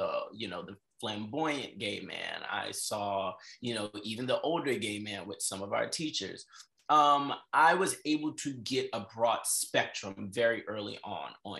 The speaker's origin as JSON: {"language": "English", "area": "Prince George's County", "region": "Maryland", "country": "United States", "tie": "born or raised there", "also_born_or_lived": "New York City", "moved": "as an adult", "said": "I am originally from Prince George's County by way of New York"}